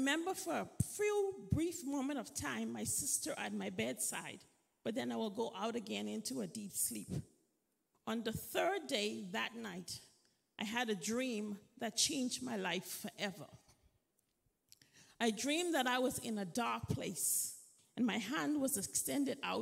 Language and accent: English; Freeport, Grand Bahama, Bahamas; moved away; I grew up in Freeport, Bahamas